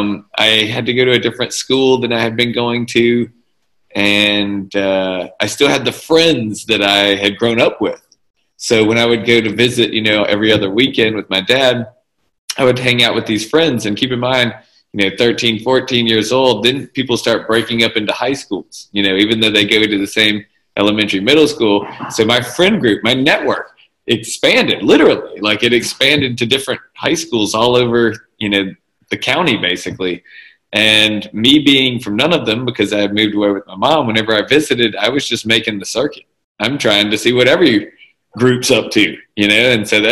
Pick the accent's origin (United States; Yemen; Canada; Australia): United States; Jackson, Mississippi; I grew up in Mississippi. And it's very small town mentality. Even though I was from Jackson